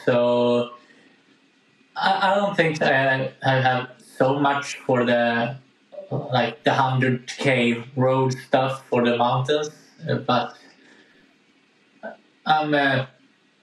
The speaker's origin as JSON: {"language": "English", "town": "Gävle", "region": "Gävleborg County", "country": "Sweden", "tie": "born or raised there", "said": "I used the small hill we have in Gävle, where I live"}